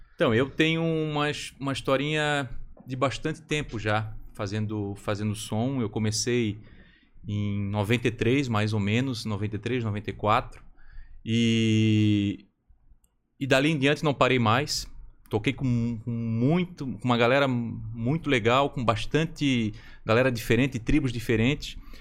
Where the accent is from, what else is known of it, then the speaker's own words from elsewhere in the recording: Florianópolis, Santa Catarina, Brazil; now in São José, Brazil; nasci na Carmela Dutra